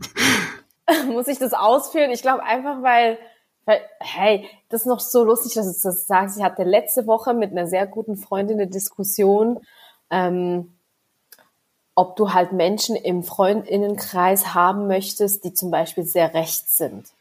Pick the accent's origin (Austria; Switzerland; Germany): Switzerland; Ich bin, wie gesagt, in der Schweiz geboren, aufgewachsen